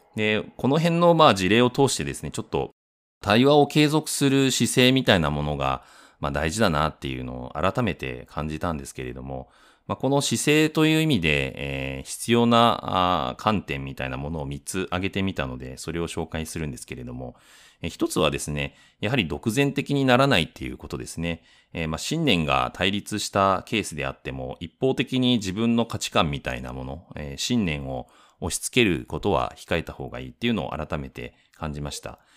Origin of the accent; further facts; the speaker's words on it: Fukuoka, Japan; moved away; 私自身は福岡出身でもあるし、えー、両親にも会いたいしっていうので福岡に行きたかった